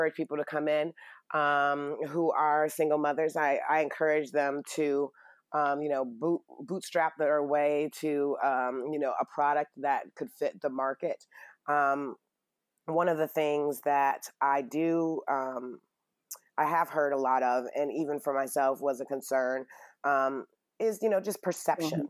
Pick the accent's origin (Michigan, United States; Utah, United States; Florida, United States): Michigan, United States; Detroit; I'm from Detroit